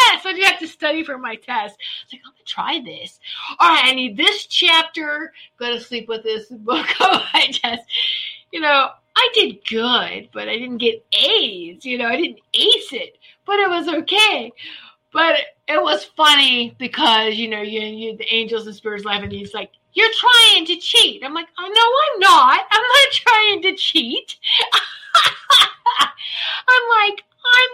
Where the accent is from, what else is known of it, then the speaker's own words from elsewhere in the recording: Norfolk, Virginia, United States; I grew up in Norfolk, Virginia Beach area.